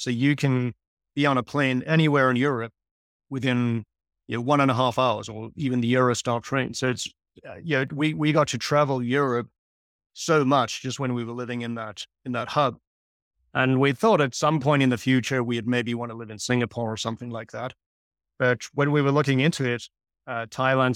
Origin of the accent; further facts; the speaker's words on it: South Africa; moved away; I grew up in South Africa